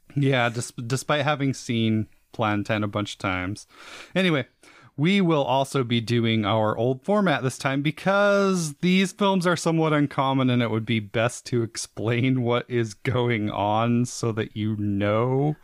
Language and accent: English; Utah, United States; we are from Utah